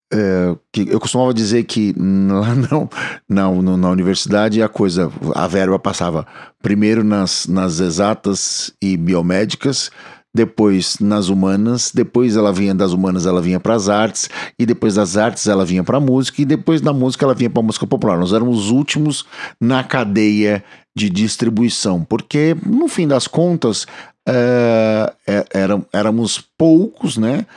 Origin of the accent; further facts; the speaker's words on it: São Paulo, Brazil; Aqui nós somos de São Paulo, na cidade de São Paulo